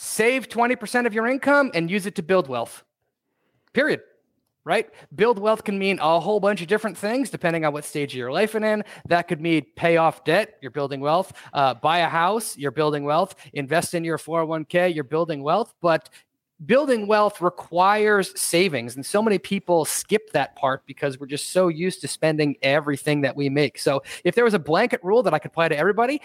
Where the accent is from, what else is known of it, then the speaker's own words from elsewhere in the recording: Rhode Island, United States; one of the first jobs that I had when I was growing up in Rhode Island was at a local clothing store called Bob Stores